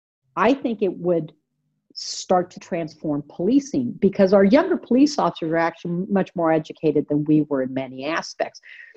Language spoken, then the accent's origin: English; Mexico City, Mexico; born there; I was born in Mexico City, and I came up as in the 1960s.